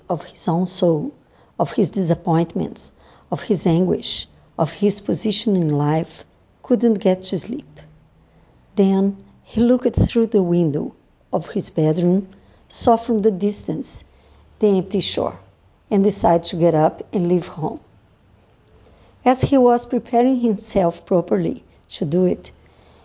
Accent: Brazil; I am from Brazil.

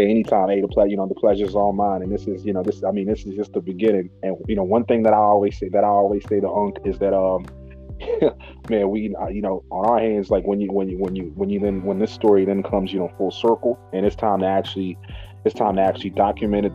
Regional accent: Zimbabwe; also born or lived in Harare; now in United Kingdom; born and raised in Zimbabwe

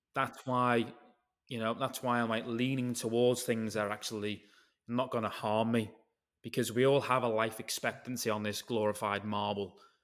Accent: United Kingdom; if I'm British

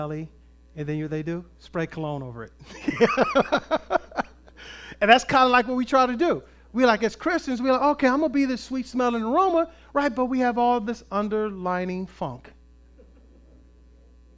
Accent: Compton, California, United States; I grew up in Compton

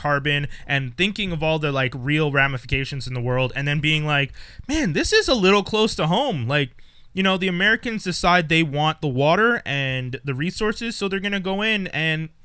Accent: Canada; it was hard for me to separate myself as a Canadian

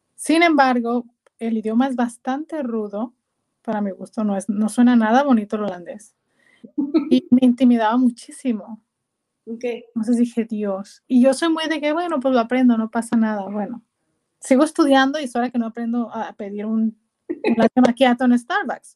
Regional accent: Culiacán, Sinaloa, Mexico; accent: norteña; moved away as an adult; also born or lived in Guasave, Mexico / Guadalajara, Mexico / Canada; now in Amsterdam, Netherlands; nací originalmente en la ciudad de Guasave, pero realmente eh, me fui a los seis años a Culiacán

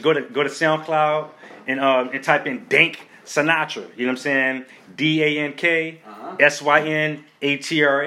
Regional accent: Baltimore, Maryland, United States; I'm from Baltimore

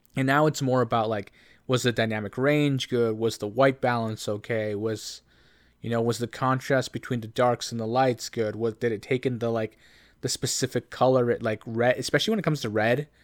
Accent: Canada; as a Canadian Latino

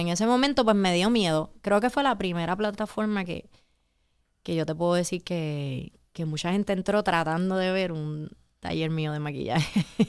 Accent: Puerto Rico

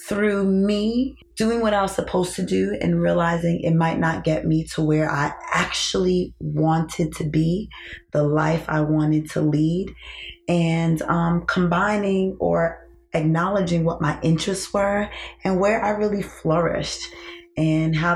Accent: New York City, New York, United States; moved away as an adult; I'm originally from New York.

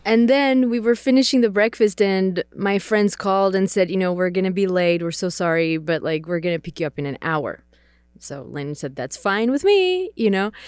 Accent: Czechia; English is a second language; So I grew up in the Czech Republic. Uh, I am Czech, so English is my second language.

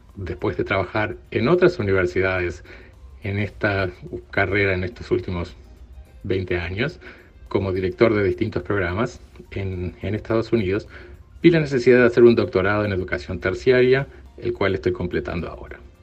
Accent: Uruguay; moved away as an adult; Soy de Uruguay, viví casi toda mi vida en Uruguay

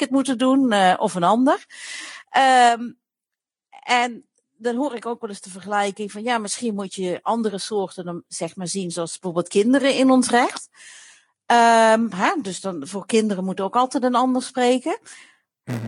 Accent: Limburg, Netherlands; ik kom zelf uit Limburg. Ik ben naast de boerderij van mijn opa opgegroeid.

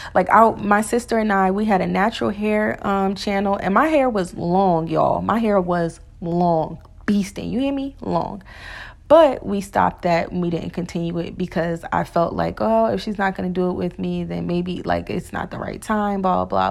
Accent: New Jersey, United States; moved away; I'm from Jersey.

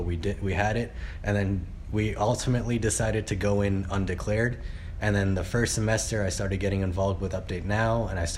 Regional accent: South Brunswick, New Jersey, United States; also born or lived in New York / Pakistan; I grew up mainly in New Jersey, from South Brunswick, Central Jersey

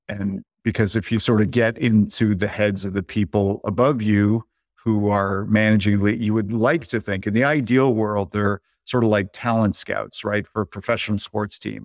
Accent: Canada; now in United States; I am Canadian by birth. I live in the States, dual citizen

